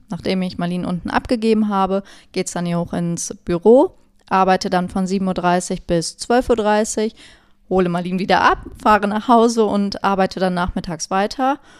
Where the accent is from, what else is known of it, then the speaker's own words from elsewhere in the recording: Olpe, North Rhine-Westphalia, Germany; Ich komme aus Olpe.